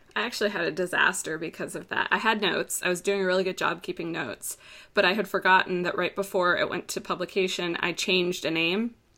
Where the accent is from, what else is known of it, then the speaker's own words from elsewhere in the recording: Florida, United States; I'm from Florida